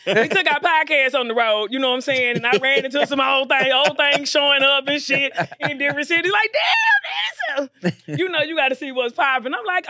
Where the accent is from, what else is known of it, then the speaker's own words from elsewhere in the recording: Dallas, Texas, United States; moved away as an adult; now in Los Angeles, United States; I'm from Dallas, Oak Cliff, Texas. Okay. Born and raised.